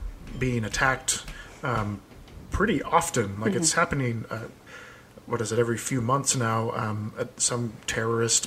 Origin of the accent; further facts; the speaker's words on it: Seattle, Washington, United States; Growing up in Seattle